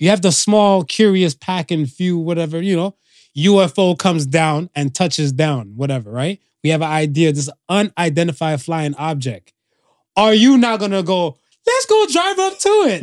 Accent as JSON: {"language": "English", "country": "United States", "tie": "born or raised there", "also_born_or_lived": "Canada / Jamaica (ancestry)", "said": "I grew up in America"}